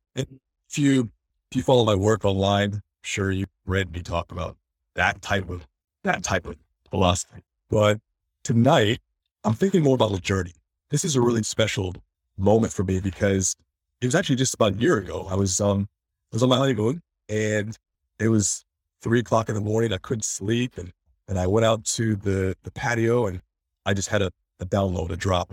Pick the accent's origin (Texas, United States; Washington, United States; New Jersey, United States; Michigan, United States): Michigan, United States; Detroit; I was born in Detroit, about two weeks early, premature